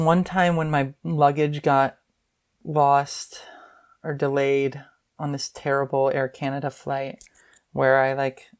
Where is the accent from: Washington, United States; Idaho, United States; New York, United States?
New York, United States; New York City; now in Bay Area, United States; growing up in Queens, and growing up conservative Jewish.